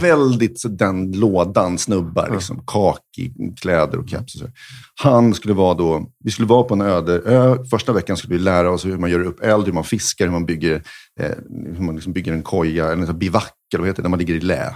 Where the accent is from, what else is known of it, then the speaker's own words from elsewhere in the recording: Sweden; vi var från Sverige